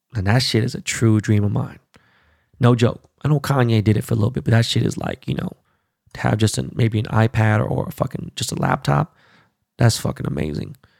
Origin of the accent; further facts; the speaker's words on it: Los Angeles, California, United States; my hometown of my strain in L